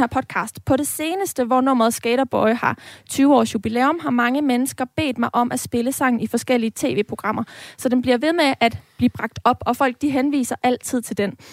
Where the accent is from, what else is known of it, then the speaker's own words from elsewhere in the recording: Aarhus, Central Denmark Region, Denmark; som ægte aarhusianer